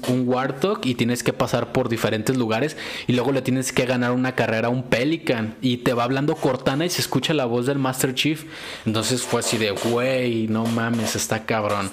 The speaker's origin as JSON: {"language": "Spanish", "country": "Mexico", "said": "nosotros que somos de México"}